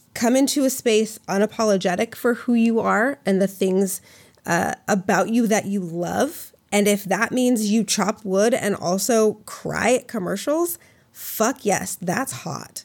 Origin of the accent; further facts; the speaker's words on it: Minnesota, United States; I grew up in Minnesota